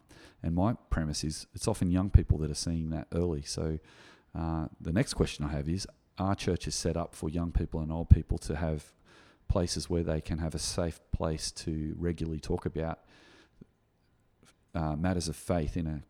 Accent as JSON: {"language": "English", "town": "Gymea", "region": "New South Wales", "country": "Australia", "tie": "born or raised there", "said": "my experience growing up in Guymer Anglican Church in the 1980s"}